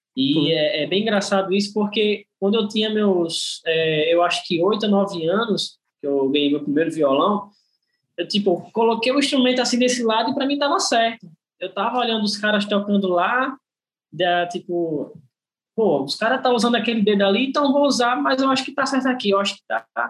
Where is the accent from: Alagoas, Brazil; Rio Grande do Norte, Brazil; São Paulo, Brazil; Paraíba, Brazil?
Alagoas, Brazil; Maceió; sou de Maceió, né? Aqui de Alagoas. É, nasci aqui mesmo, né? Sou natural daqui